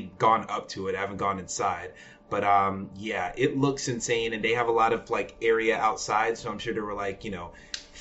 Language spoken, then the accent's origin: English; Georgia, United States; also born or lived in Augusta, Georgia; now in Decatur, United States; I've been in Georgia all my life. Born in Augusta, Georgia, and we slowly moved north